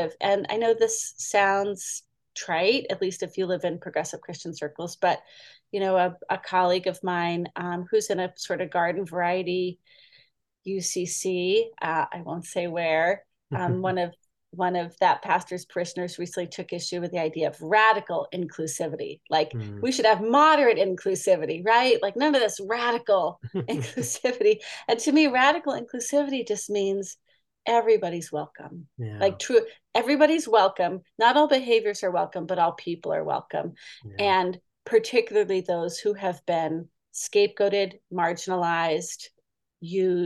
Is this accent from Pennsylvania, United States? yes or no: no; Boston, Massachusetts, United States; moved away as an adult; now in California, United States; I grew up in Boston and my previous church was in Metro Boston